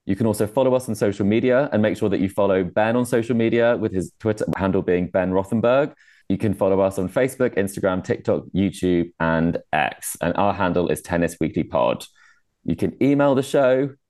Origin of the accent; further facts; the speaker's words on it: United Kingdom; I'm from the UK